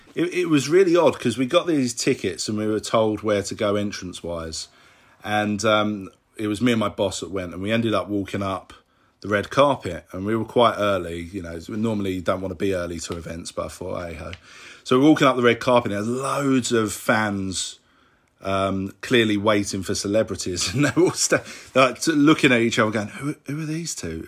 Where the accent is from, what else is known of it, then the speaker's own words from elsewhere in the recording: London, United Kingdom; I'm from London in England.